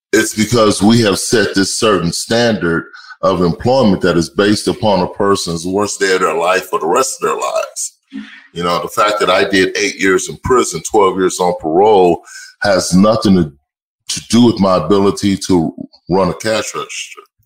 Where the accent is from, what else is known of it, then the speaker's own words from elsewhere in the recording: Austin, Texas, United States; moved away; I'm originally from Austin, Texas.